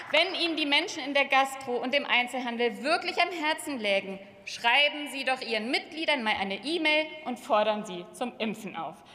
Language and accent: German; Hamburg, Germany; ich bin aus Hamburg, dem Tor zur Welt